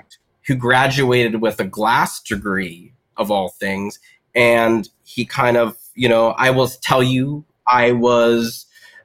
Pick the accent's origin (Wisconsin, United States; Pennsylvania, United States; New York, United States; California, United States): Pennsylvania, United States; Western; I grew up in Western Pennsylvania